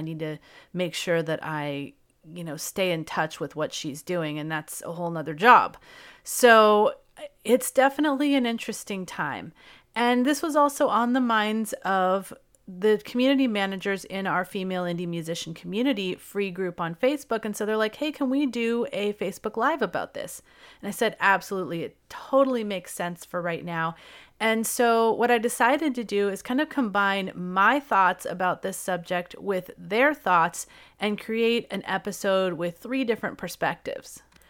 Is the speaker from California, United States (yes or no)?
yes; California, United States; So, as many of you know, I'm from California.